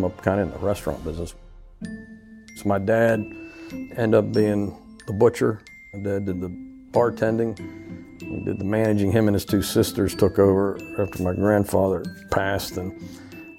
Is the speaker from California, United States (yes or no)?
no; Uniontown, Pennsylvania, United States; now in Louisiana, United States; here I am from Uniontown, Pennsylvania.